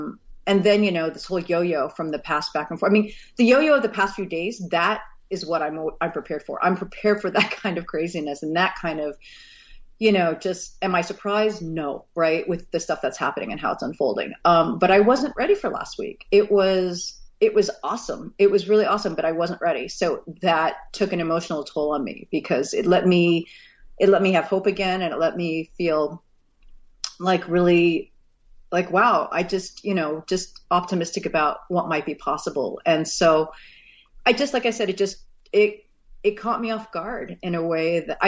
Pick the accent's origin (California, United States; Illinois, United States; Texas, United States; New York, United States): Texas, United States; also born or lived in Missouri; You know, I was born in Missouri. I didn't grow up in Missouri, but I was born in Missouri. And then my dad was an oil and gas. So we moved around the country a lot. So I spent a good chunk of my formative years in Texas.